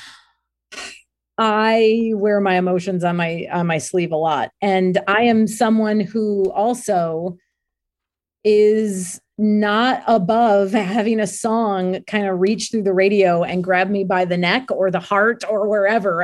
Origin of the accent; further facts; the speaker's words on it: near Cleveland, Ohio, United States; I grew up near Cleveland